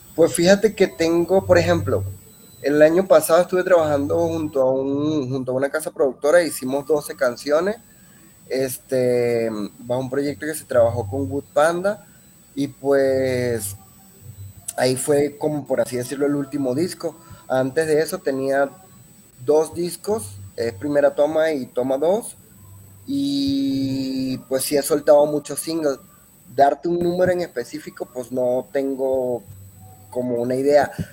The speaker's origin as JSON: {"language": "Spanish", "country": "Venezuela", "also_born_or_lived": "Mexico City, Mexico / Zamora, Michoacán, Mexico", "moved": "yes", "lives_now": "Guadalajara, Mexico", "said": "vengo de Venezuela, pues ya llevo cierto tiempo acá en México"}